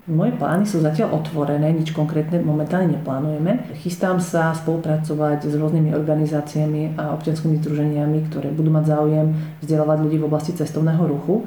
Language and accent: Slovak; Bardejov, Prešov Region, Slovakia